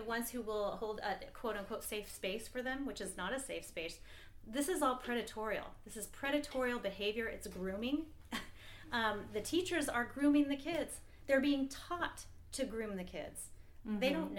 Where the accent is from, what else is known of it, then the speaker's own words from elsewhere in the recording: Seattle, Washington, United States; I'm from the Seattle area.